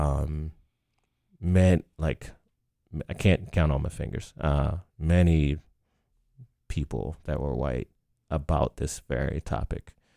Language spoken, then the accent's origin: English; Baltimore, Maryland, United States; moved away as an adult; now in Lancaster, United States; I came to Lancaster from Baltimore